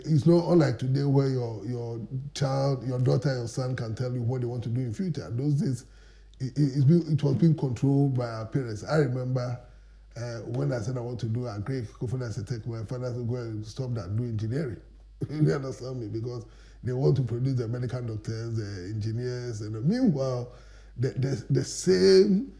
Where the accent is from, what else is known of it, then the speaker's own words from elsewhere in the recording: Accra, Greater Accra, Ghana; also born or lived in Koforidua; I was born and bred in Accra